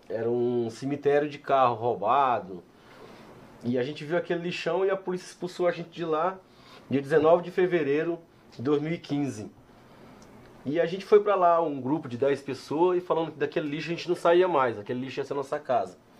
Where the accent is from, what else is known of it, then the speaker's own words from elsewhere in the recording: São Luís, Maranhão, Brazil; also born or lived in Barra do Corda, Maranhão / São Paulo; now in Ribeirão Preto, Brazil; eu sou de São Luís do Maranhão, eu cheguei aqui há 18 anos atrás, 19 anos atrás